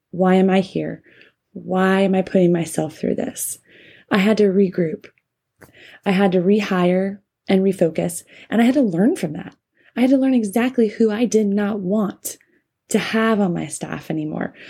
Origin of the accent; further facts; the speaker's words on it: North Carolina, United States; my home state of North Carolina